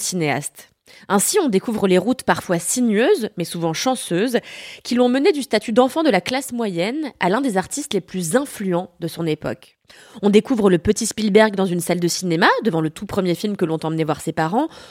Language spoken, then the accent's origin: French; France; also born or lived in Paris